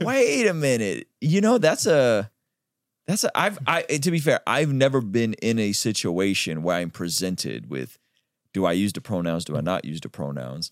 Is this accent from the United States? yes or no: no; Baku, Azerbaijan; moved away; I'm Armenian, but we grew up in Azerbaijan